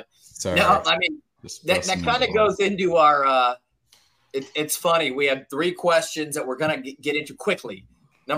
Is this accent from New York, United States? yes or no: no; Southern California, United States; now in Tennessee, United States; I am originally from Southern California